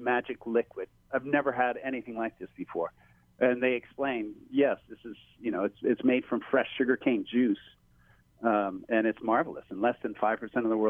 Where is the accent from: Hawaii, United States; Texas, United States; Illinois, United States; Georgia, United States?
Hawaii, United States; growing up in Hawaii